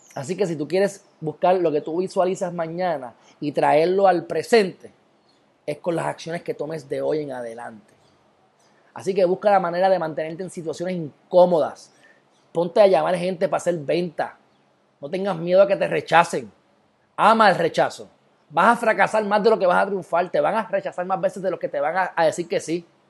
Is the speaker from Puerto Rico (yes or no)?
yes; Puerto Rico; soy puertorriqueño